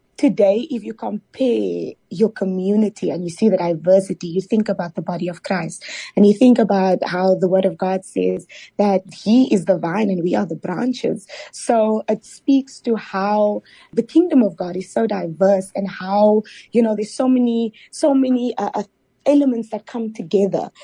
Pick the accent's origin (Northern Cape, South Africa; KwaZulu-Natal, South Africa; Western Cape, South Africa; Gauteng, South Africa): Western Cape, South Africa; Cape Town; I am from Mitchell's Plain, proudly born and bred, mm. um, Mitchell's Plain in Cape Town.